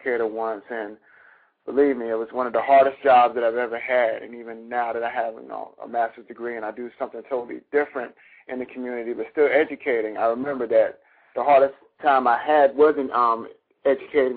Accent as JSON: {"language": "English", "town": "Charleston", "country": "United States", "tie": "born or raised there", "said": "Charleston, my home city"}